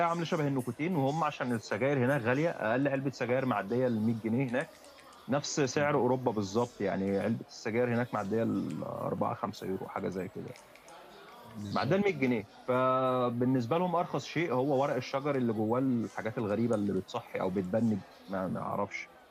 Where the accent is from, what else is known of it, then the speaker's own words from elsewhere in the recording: Egypt; moved away as an adult; احنا احنا مصريين